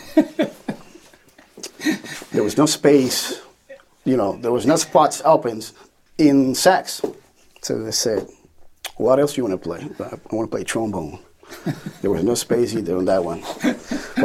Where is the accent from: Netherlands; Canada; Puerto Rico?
Puerto Rico; Ponce; English is a second language; moved away as an adult; also born or lived in San Juan, Puerto Rico; now in New York, United States; in Puerto Rico, on my hometown Ponce